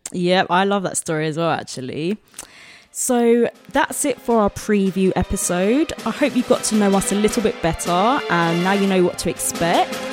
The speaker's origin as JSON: {"language": "English", "region": "London", "country": "United Kingdom", "tie": "born or raised there", "said": "that's my home ground. I'm from South London"}